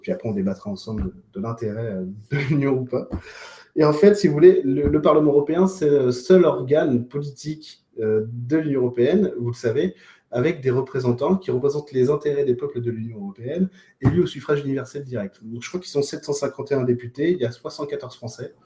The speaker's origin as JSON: {"language": "French", "country": "France", "said": "chez nous en France"}